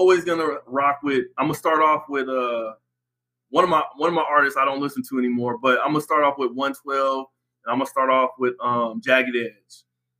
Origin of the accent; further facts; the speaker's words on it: West Coast, United States; Again, I'm from the West Coast, so …, … is a must.